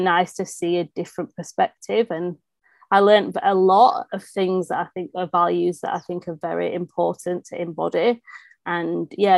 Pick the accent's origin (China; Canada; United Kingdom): United Kingdom; England; also born or lived in Morocco; being English